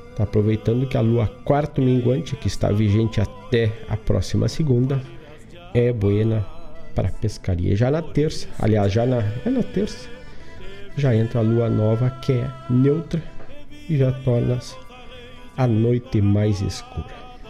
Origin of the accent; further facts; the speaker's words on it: Herval, Rio Grande do Sul, Brazil; moved away; lá pela minha terra, Herval do Sul